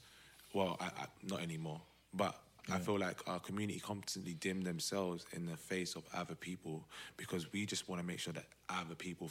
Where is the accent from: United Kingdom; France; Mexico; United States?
United Kingdom; London; right, I'm from Southeast.